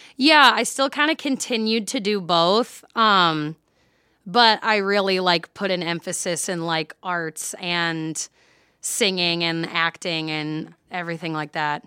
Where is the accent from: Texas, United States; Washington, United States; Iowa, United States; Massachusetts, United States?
Iowa, United States; Mount Vernon; a children's theater in my hometown. I'm from Mount Vernon, Iowa